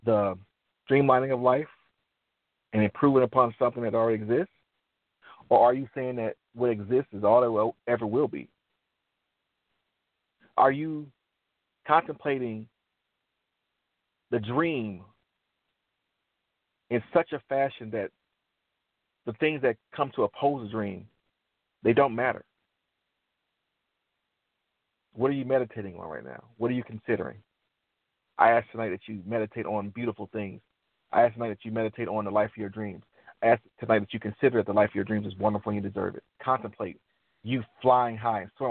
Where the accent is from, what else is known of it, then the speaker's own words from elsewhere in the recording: Detroit, Michigan, United States; I'm from Detroit, I love the automotive industry